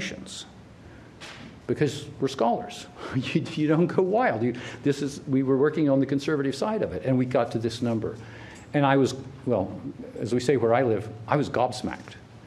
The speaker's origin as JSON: {"language": "English", "region": "Oklahoma", "country": "United States", "tie": "born or raised there", "said": "I grew up in Oklahoma, and we had no time for people from Arkansas"}